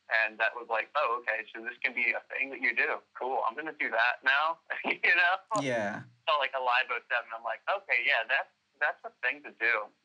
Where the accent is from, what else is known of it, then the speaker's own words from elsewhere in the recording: Dallas, Texas, United States; also born or lived in Arlington, Texas; I've been grew up in uh, Dallas, for Arlington really, but you know, did the actual growing in Dallas